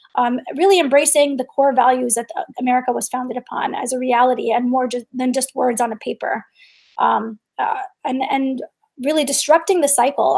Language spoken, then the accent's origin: English; New York, United States; I grew up in New York in during 9-11